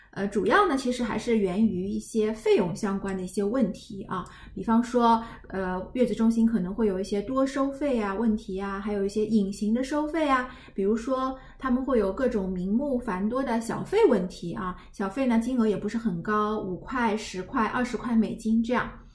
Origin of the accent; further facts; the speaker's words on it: China; 我们大陆人